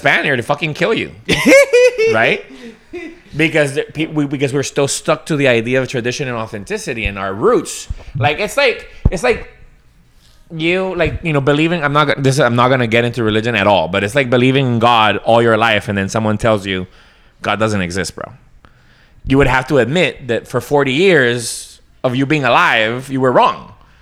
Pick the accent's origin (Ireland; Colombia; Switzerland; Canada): Colombia; moved away; a British, you know, sort of American influenced family growing up in Colombia